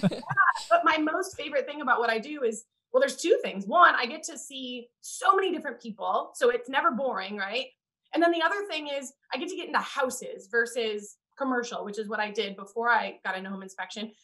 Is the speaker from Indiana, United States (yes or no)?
yes; Indiana, United States; moved away as an adult; also born or lived in New Orleans; we're both from the Midwest, I'm from Indiana